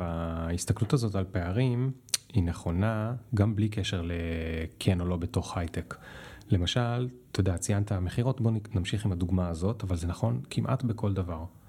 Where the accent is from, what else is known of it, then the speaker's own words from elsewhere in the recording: Israel; אני בתור ישראלי